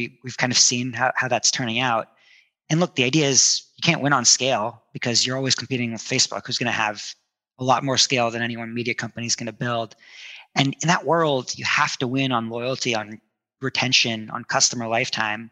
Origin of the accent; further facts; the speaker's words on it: New Jersey, United States; also born or lived in India; I grew up in India, or I was born in India, but I grew up mostly in New Jersey.